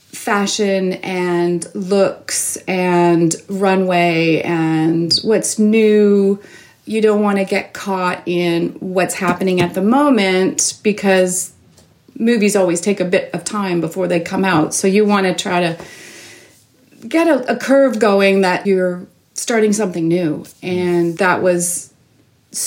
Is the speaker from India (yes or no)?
no; Toronto, Ontario, Canada; I grew up in Toronto, born and raised